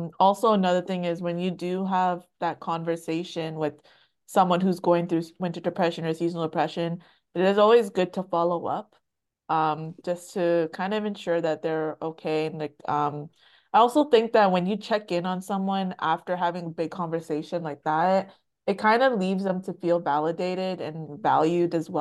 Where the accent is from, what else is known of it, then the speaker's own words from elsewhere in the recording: Canada; I was born in Canada and raised in Canada.